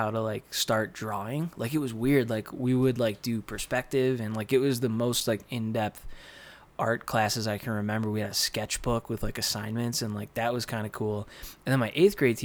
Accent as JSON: {"language": "English", "town": "Dunkirk", "region": "New York", "country": "United States", "tie": "born or raised there", "moved": "yes", "lives_now": "Santa Fe, United States", "said": "I grew up in Dunkirk, New York, which is near Buffalo, a couple snowdrifts away"}